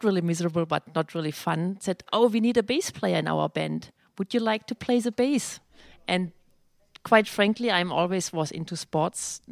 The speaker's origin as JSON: {"language": "English", "country": "Germany", "also_born_or_lived": "London / New York", "accent": "German", "second_language": "English", "moved": "as an adult", "lives_now": "Long Island, United States", "said": "I'm original from Germany. You definitely can hear my accent, which I never lose"}